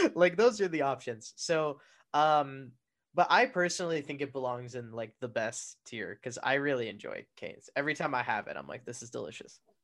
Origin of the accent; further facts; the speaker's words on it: Arizona, United States; I'm from the Southwest.